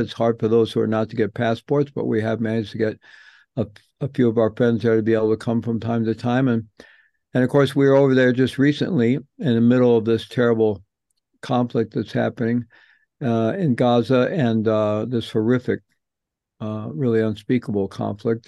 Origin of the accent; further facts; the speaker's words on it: St. Louis, Missouri, United States; I grew up in Saint Louis